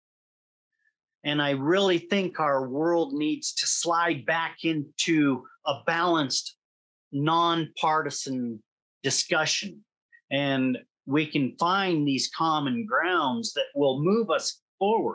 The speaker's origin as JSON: {"language": "English", "country": "United States", "said": "I'm an American"}